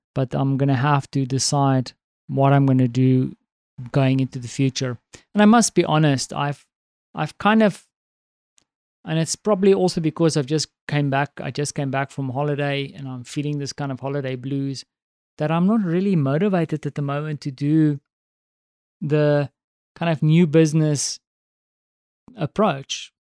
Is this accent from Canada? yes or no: no; South Africa; now in Poland; as a South African